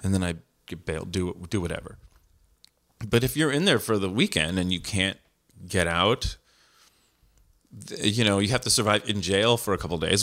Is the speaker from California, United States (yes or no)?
yes; San Jose, California, United States; I grew up in San Jose, California.